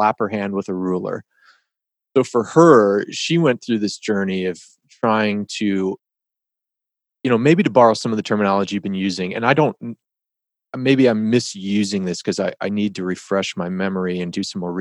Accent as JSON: {"language": "English", "town": "Detroit", "region": "Michigan", "country": "United States", "tie": "born or raised there", "said": "I grew up in the Detroit area in Michigan"}